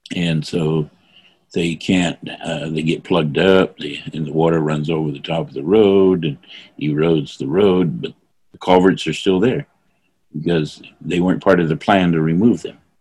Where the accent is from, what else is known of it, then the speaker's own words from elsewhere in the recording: North Fork, California, United States; I come from North Fork.